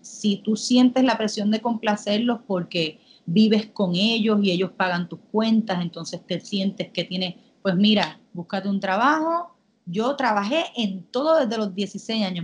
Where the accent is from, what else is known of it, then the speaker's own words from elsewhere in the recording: Puerto Rico; moved away as an adult; also born or lived in Manchester, United Kingdom; me mudé de Puerto Rico